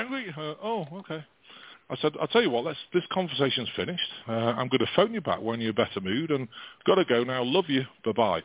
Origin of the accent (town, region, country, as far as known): England, United Kingdom; now in United States